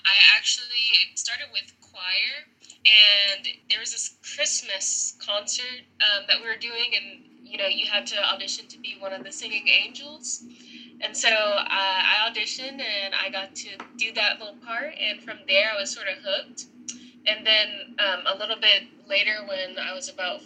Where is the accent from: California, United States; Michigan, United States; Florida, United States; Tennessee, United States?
Tennessee, United States; Nashville; I was born and raised.